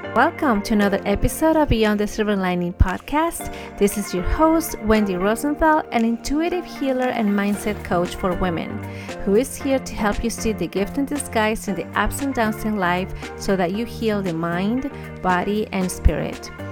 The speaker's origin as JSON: {"language": "English", "country": "Peru", "tie": "born or raised there", "moved": "yes", "said": "I grew up in Peru. I grew up with my grandparents"}